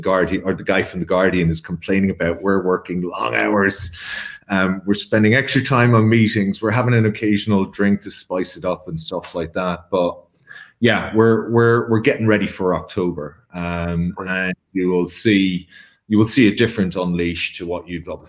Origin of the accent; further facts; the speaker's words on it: Ireland; I'm Irish in every way.